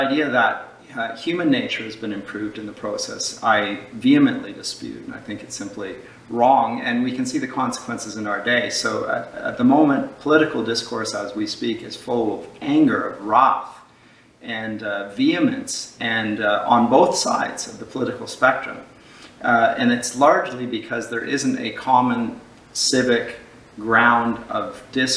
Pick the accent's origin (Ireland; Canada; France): Canada; London, Ontario; also born or lived in Dusseldorf, Germany / Durham, England; I grew up here in Canada